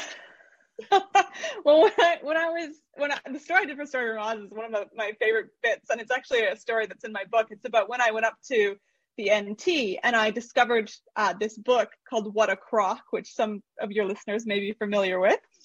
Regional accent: Canada; moved away as an adult; now in Australia; I'm originally from Canada, so that you, might hear my accent

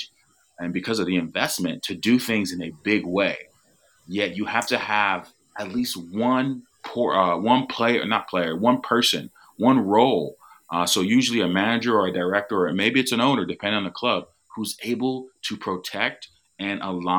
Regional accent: United States; as an American, as somebody who does not live in the UK

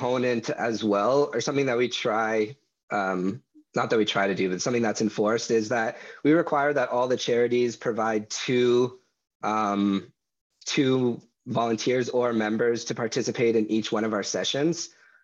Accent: Aurora, Ontario, Canada; I come from Aurora, but I'm somewhat in the area as well.

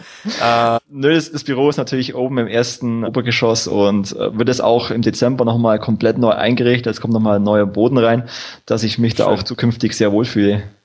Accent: Wertingen, Bavaria, Germany; geboren bin ich im schönen, beschaulichen und schwäbischen Wertingen

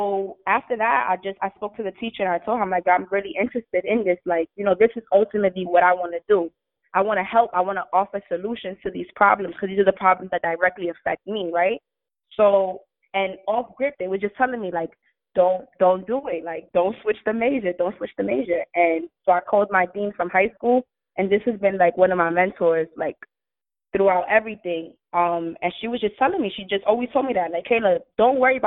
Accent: New York City, New York, United States; I'm from the Bronx. People die around here

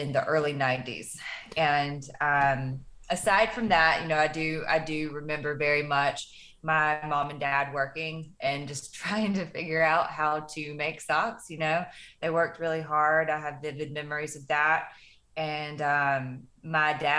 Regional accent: Fort Payne, Alabama, United States; Fort Payne, Alabama is a very small town in the northeast corner of the state. And it was a really, I really enjoyed my childhood

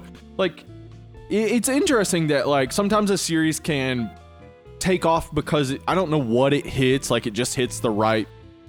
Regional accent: Jefferson County, the South, United States; we both were born and raised in Jefferson County.

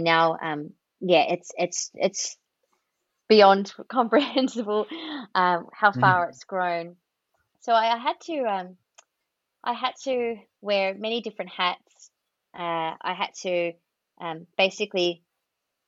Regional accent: Australia; accent: Australian; my accent is an Australian one

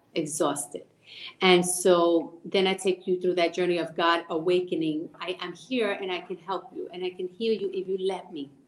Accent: Puerto Rico; moved away; So we grew up in El Caserío in Puerto Rico

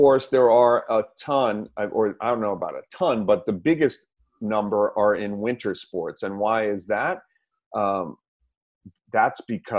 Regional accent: Missouri, United States; I'm from Missouri. I'm skeptical, but that doesn't stop me either

